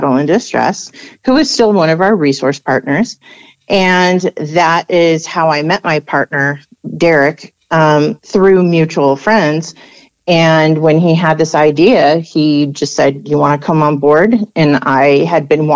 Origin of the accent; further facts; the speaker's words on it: Southern California, United States; I'm from Southern California originally.